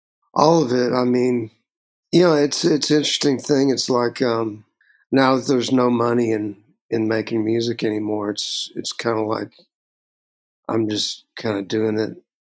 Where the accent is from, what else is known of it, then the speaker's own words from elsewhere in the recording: Texas, United States; a composite kind of character for me growing up in Texas.